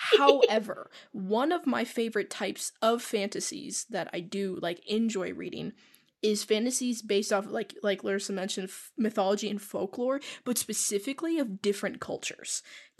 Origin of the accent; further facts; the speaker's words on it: United States; We are American.